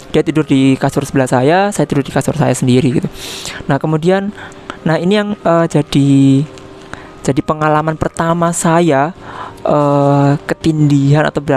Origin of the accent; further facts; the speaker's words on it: East Java, Indonesia; born there; kota saya kota kota kelahiran saya dekat dengan Banyuwangi